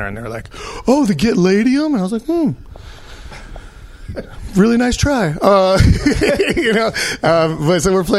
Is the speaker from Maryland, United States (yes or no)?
no; Chicago, Illinois, United States; I grew up in Boys Town in Chicago